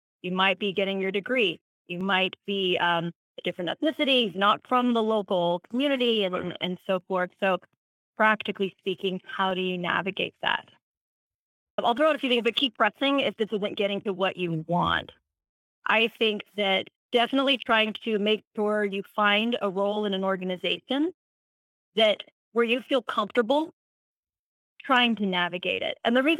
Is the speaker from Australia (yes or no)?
no; South Africa; I'm not from Gap. I grew up in South Africa.